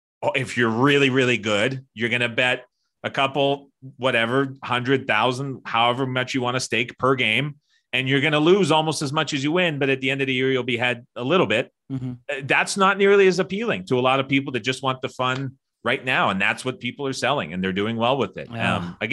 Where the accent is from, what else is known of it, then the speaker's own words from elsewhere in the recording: Canada; I'm Canadian, I go to the States a lot.